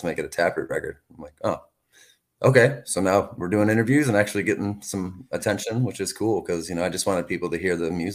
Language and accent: English; Michigan, United States; We're from Michigan, the East Coast.